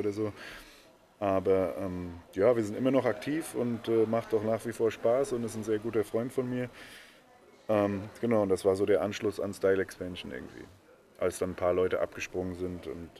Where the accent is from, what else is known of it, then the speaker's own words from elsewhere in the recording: Bad Kreuznach, Rhineland-Palatinate, Germany; also born or lived in Netherlands; seit ich irgendwie in die Grundschule bin, äh, wohne ich hier